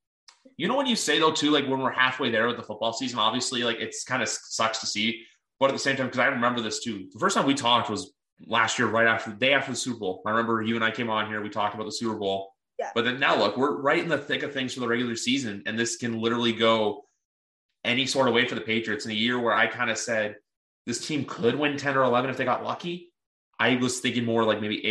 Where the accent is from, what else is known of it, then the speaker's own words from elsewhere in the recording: Canada; as a Canadian